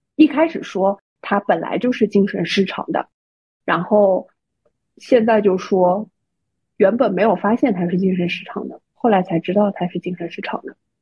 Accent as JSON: {"language": "Chinese", "region": "Shanghai", "country": "China", "said": "作为上海人的我"}